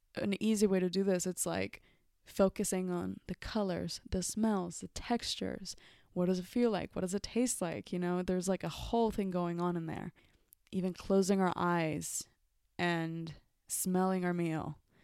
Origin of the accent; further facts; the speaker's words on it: Mexico; moved away; growing up in Mexico, I would see food as, um, part of my culture